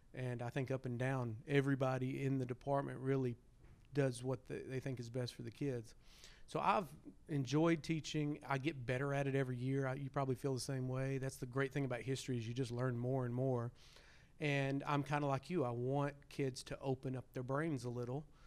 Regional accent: Arkansas, United States; born and raised in Arkansas

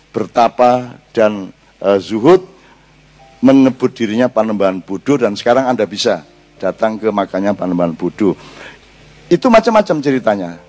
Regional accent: Java, Indonesia; kita tidak punya kepercayaan diri lagi sebagai orang Jawa dan itu memang cara mereka menjajah kita.

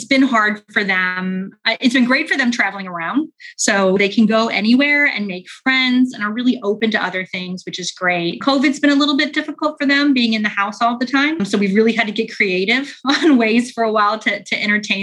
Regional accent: St. Louis, Missouri, United States; moved away as an adult; now in United Kingdom; I grew up in the Midwest. So I'm from a town called St. Louis, which is not too far from Chicago.

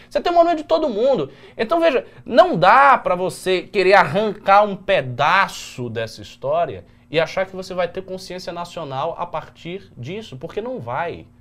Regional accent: Brazil; a gente, como brasileiro, nós não somos índios. Nós não somos africanos de Angola. Nós somos brasileiros

